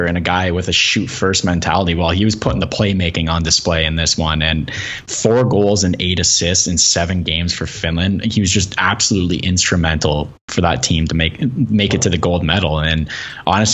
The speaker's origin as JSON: {"language": "English", "country": "Canada", "said": "just as a Canadian"}